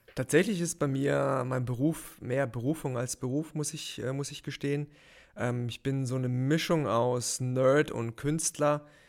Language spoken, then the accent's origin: German; near Heidelberg, Baden-Württemberg, Germany; moved away as an adult; also born or lived in Mannheim; now in Munich, Germany; aufgewachsen in der Nähe von Heidelberg